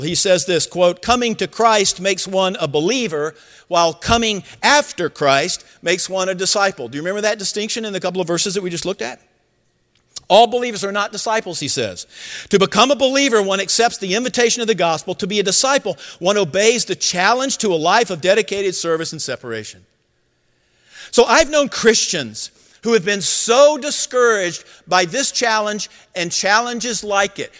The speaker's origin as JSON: {"language": "English", "region": "Georgia", "country": "United States", "tie": "born or raised there", "said": "I grew up in Georgia, and so I was a huge Georgia Bulldog fan."}